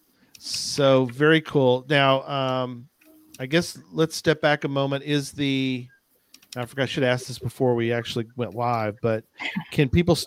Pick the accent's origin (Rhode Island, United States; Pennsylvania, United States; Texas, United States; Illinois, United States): Texas, United States; San Antonio; I grew up in San Antonio